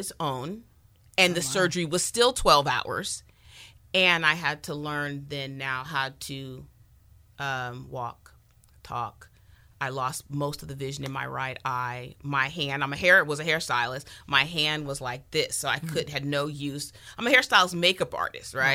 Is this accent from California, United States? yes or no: yes; San Francisco, California, United States; also born or lived in Sacramento, California; now in Southern California, United States; I'm originally a Bay Area girl, born in San Francisco, Vallejo